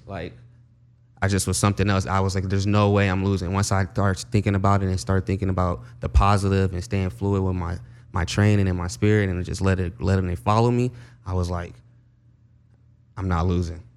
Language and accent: English; Compton, California, United States; I grew up in Compton